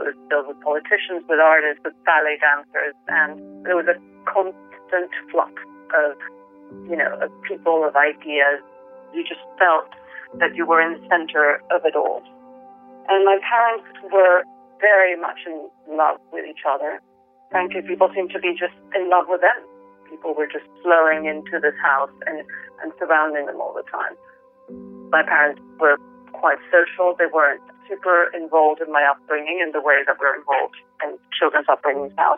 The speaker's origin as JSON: {"language": "English", "country": "Venezuela", "tie": "born or raised there", "moved": "yes", "lives_now": "London, United Kingdom", "said": "I grew up in Venezuela of uh, the 70s and 80s"}